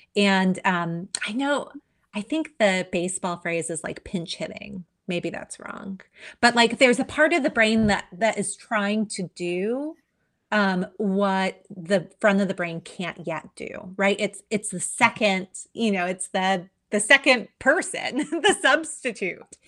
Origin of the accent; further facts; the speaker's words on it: Hawaii, United States; I am native Hawaiian